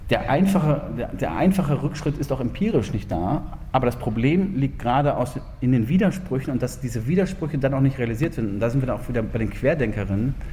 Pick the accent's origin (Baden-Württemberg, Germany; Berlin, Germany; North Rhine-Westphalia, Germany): North Rhine-Westphalia, Germany; Ich weiß, ich meine, Sie wohnen jetzt hier alle im schönen äh, Freiburg. Ähm, ich komme aus dem, aus dem Ruhrgebiet.